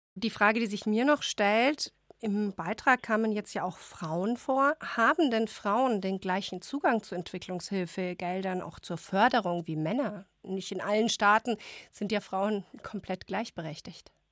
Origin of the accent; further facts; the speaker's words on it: Germany; wir als Deutschland, wir als Deutsche